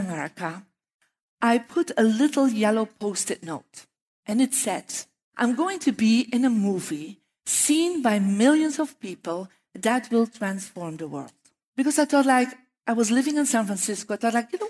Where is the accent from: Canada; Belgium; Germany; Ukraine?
Belgium; moved away; I'm from Belgium